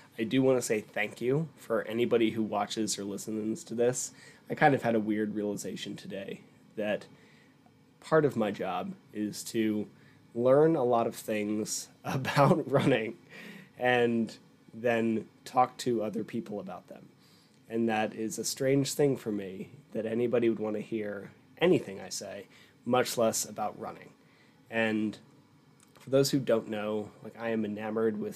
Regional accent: Pennsylvania, United States; also born or lived in Tucson, Arizona; now in Utah, United States; I grew up in Pennsylvania

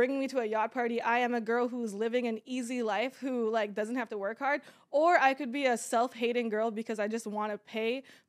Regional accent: Kuwait; I was born in Kuwait.

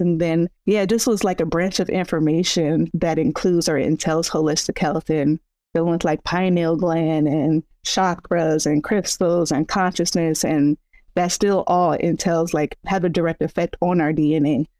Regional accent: San Bernardino, California, United States; I'm from San Bernardino, California.

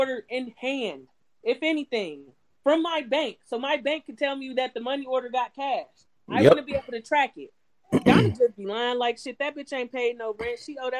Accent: Cleveland, Ohio, United States; So, first off, to people who are not from Cleveland, when people ask you where you're from, no, I'm from Cleveland, because people tend to not know the suburbs, right?

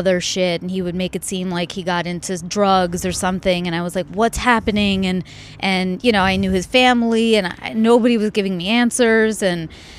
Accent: India; they were all talking in Spanish, and I'm Indian. I didn't know the language, and I was honestly bored

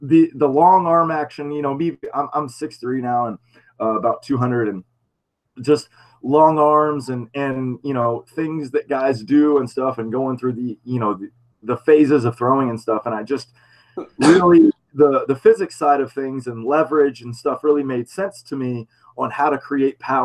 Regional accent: Florida, United States; I'm from Florida, so I'm an East Coast guy too.

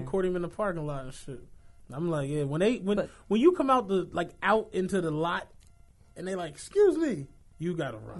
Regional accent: St. Louis, Missouri, United States; I'm from Penrose, like the Eastwood Commandos

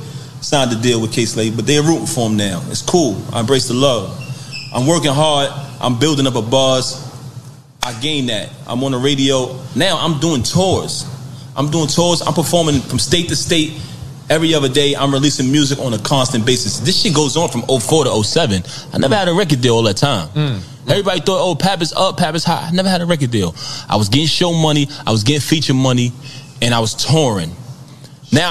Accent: New York City, New York, United States; I come from Brooklyn, from the sidewalk

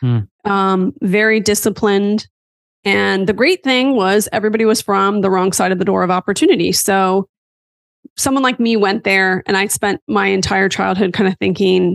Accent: West Chester, Pennsylvania, United States; moved away as an adult; also born or lived in Hershey, Pennsylvania / Washington, District of Columbia, United States / Virginia Beach, Virginia / Los Angeles, California; now in Orange County, United States; I grew up in a town called Westchester, which is in suburban Philly.

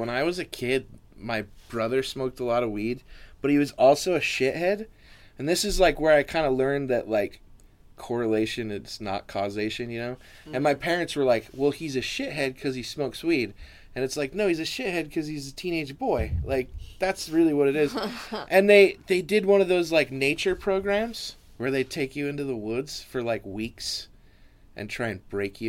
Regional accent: Oregon, United States; born or raised there; moved away as an adult

